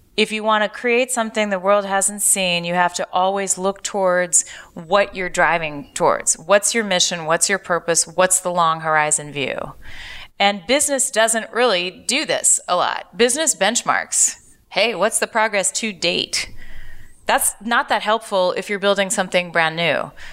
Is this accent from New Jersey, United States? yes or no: no; Seattle, Washington, United States; moved away as an adult; also born or lived in Hong Kong / Asia / Stanford, California; now in San Francisco, United States; I was born in Hong Kong. I was raised in and out of Asia, grew up in Seattle.